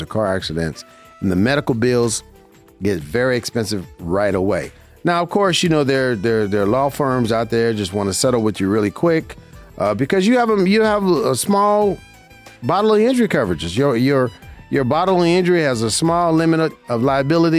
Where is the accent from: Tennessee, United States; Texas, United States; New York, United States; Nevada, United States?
Nevada, United States; Las Vegas; I've been here in my hometown, Las Vegas, Nevada